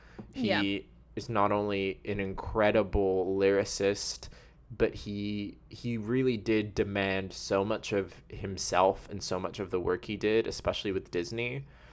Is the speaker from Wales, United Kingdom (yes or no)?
yes; Wales, United Kingdom; I am a Welsh person, 100% Welsh.